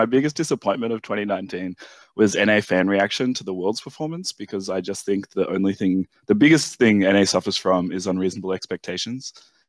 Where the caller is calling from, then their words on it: Sydney, New South Wales, Australia; Calling from Sydney, Australia.